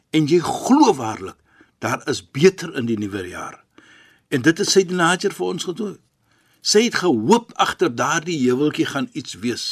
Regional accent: Cape Town, Western Cape, South Africa; ek is 'n Kaapenaar

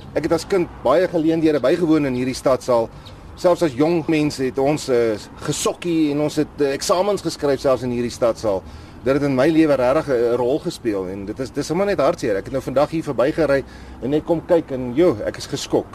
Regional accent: Bloemfontein, Free State, South Africa; Ek het as kind groot geword in Bloemfontein

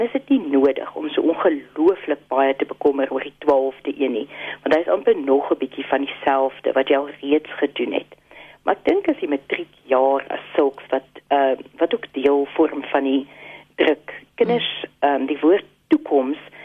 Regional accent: South Africa

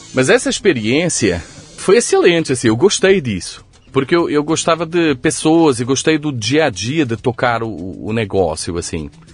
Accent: Coimbra, Centro, Portugal; accent: Coimbra; moved away as an adult; also born or lived in Lisbon / Rio de Janeiro; now in São Paulo, Brazil; Nasci em Coimbra. Nasci, cresci, estudei em Coimbra.

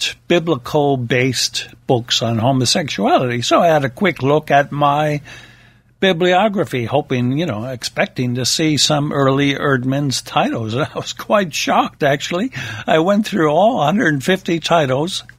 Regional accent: United States; Being an American myself

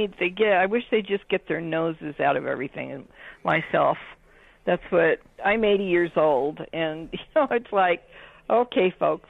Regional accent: Denver, Colorado, United States; also born or lived in Glendale, California; I was born in California, but raised here. in Washington Park

